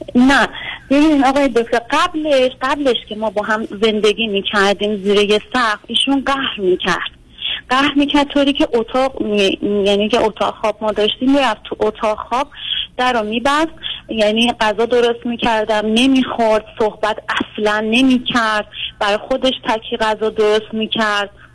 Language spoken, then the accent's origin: Persian; Tehran Province, Iran; ما که تهرانیم